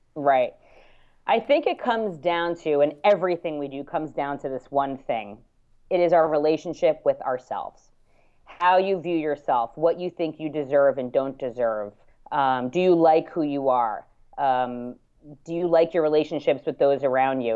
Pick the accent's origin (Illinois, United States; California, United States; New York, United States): New York, United States; I'm bi-coastal, but I grew up in New York